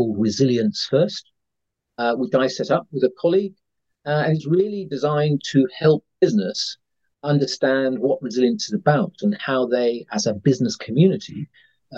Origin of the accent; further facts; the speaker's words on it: United Kingdom; probably tell from my accent, I'm a Brit